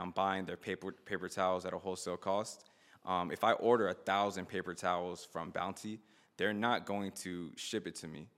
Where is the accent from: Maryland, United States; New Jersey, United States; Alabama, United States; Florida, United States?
Florida, United States; Miami; I grew up in, I was born in Miami